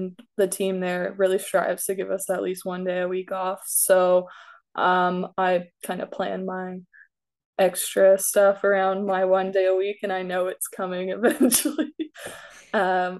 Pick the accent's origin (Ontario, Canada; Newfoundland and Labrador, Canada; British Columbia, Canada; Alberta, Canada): Ontario, Canada; Beamsville; I was born and raised in Beamsville.